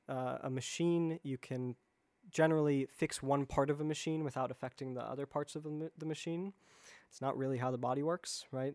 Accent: Chicago, Illinois, United States; moved away as an adult; also born or lived in East Coast; I grew up in the Chicago area, and, um, and then have sort of been moving around the East Coast the last ten, fifteen years

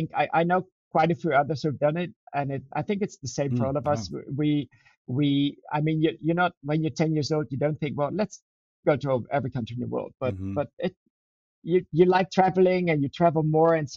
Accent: Netherlands; In the Netherlands

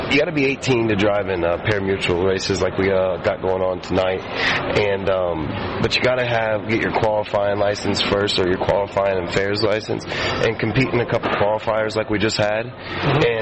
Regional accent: Ohio, United States; also born or lived in Sacramento; I'm actually from Ohio

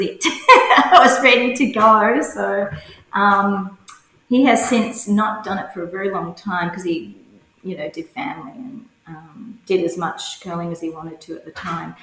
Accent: Cowra, New South Wales, Australia; also born or lived in Sydney; now in Brisbane, Australia; I was born in Sydney, but my parents decided to move to the country, which uh, to Cowra, which is a small country town about four hours west of Sydney, and where we were raised on farms

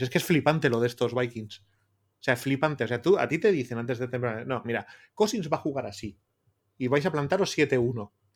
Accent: Bilbao, Basque Country, Spain; siendo bilbaíno

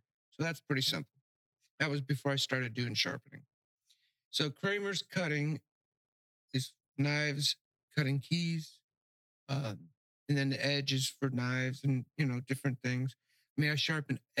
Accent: North Miami, Florida, United States; also born or lived in Key West, Florida / Cape Coral, Florida; now in Pine Island, United States; I grew up in North Miami, and it was a beautiful little city

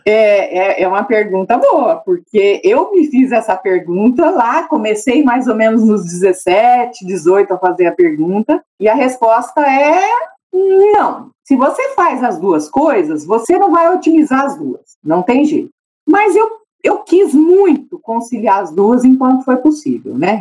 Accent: Assis, São Paulo, Brazil; accent: Brazilian; moved away; also born or lived in Maracaí / Edinburgh; eu cresci em Assis

